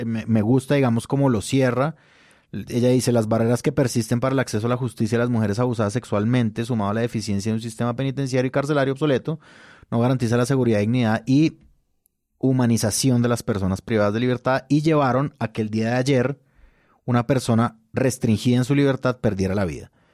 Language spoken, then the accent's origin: Spanish; Tolima, Colombia; nosotros los tolimenses, de mi tierra